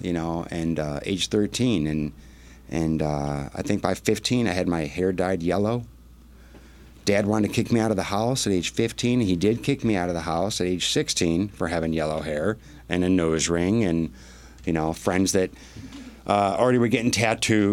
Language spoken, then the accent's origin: English; Milford, Michigan, United States; Grew up Highland, Milford area. Pretty country bumpkin.